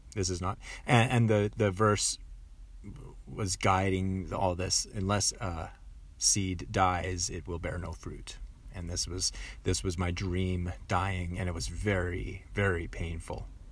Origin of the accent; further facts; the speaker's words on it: Langley, British Columbia, Canada; also born or lived in Aldergrove; I went back to Langley, went back to my hometown